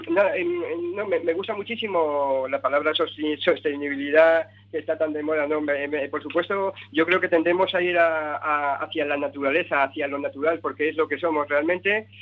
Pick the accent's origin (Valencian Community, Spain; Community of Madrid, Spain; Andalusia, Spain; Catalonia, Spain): Valencian Community, Spain; Benicàssim; el lugar donde me crié, en Castellón, en Benicassin, ¿no? En un lugar donde eh, he crecido, donde he pasado mi, niñez y, mi adolescencia